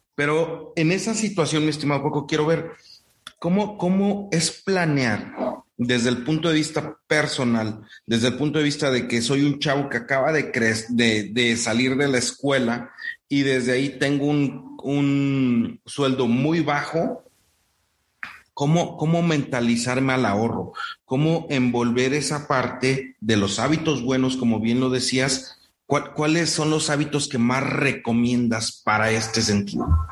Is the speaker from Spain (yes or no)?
no; Morelos, Mexico; para mi tierra, en, el centro de México, en Morelos